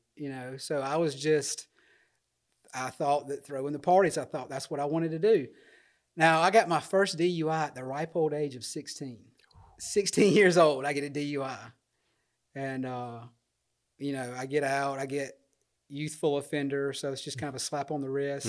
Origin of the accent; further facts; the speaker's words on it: Dothan, Alabama, United States; Born and raised in Dothan